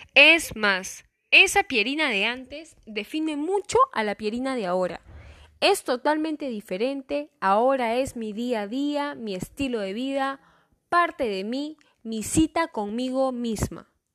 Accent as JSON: {"language": "Spanish", "region": "Callao", "country": "Peru", "said": "yo soy la Chalaca"}